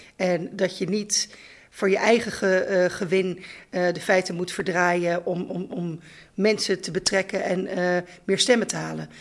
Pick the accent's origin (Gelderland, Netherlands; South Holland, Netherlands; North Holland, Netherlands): South Holland, Netherlands; The Hague; moved away as an adult; also born or lived in Groningen / Leeuwarden; ik ben geboren en getogen in Regentex Valkenbos op de grens van Zand en Veen